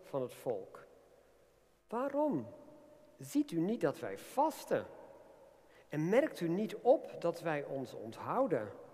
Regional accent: Netherlands; zijn we ook Nederlanders

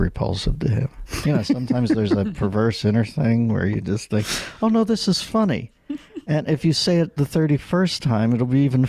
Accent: Pittsburgh, Pennsylvania, United States; I can't say sword because I'm from Pittsburgh

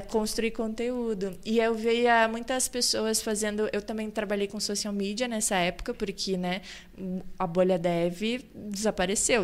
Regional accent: Cachoeira do Sul, Rio Grande do Sul, Brazil; moved away as an adult; now in Balneário Camboriú, Brazil; Eu sou natural de Cachoeira do Sul, que é o interior do Rio Grande do Sul

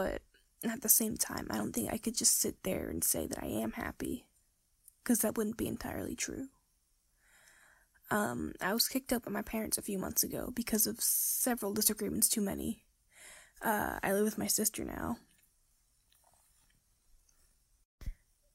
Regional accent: Nova Scotia, Canada; I'm 17 years old and I'm from Nova Scotia, Canada.

